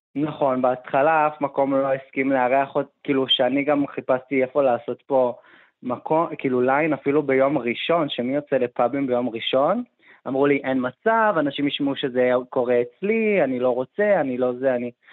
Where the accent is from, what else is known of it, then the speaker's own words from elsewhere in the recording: Petah Tikva, Central District, Israel; גדלתי בפתח תקווה, כל החיים גרתי פה